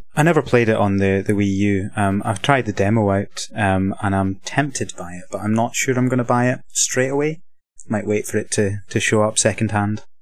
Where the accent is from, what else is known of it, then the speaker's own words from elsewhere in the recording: west of Scotland, United Kingdom; accent: Scottish; I'm, uh, from Scotland. Um, living in the east of Scotland, but, uh, originally from the west.